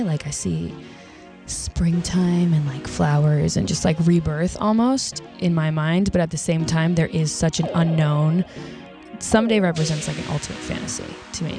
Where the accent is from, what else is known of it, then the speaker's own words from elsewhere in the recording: Bridgeport, Connecticut, United States; also born or lived in Monroe, Connecticut; I'm from Connecticut originally, yes. Bridgeport, Connecticut, then moved to Monroe, Connecticut